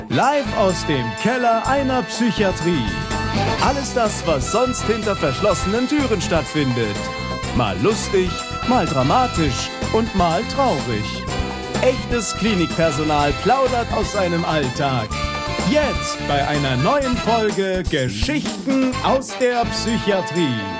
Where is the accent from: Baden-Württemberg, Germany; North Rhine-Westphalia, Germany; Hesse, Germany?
Baden-Württemberg, Germany; near Karlsruhe; now in Cologne, Germany; Also ich komme eigentlich aus dem Süden, ist der Nähe von Karlsruhe